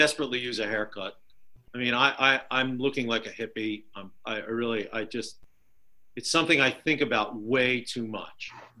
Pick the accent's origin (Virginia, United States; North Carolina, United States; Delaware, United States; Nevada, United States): Delaware, United States; Wilmington; he's in a basement in my hometown. So, you know, Wilmington, Delaware